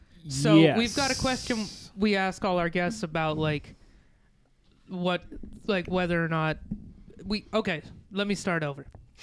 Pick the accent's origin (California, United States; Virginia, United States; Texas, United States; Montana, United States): Montana, United States; we're redneck idiots from Montana.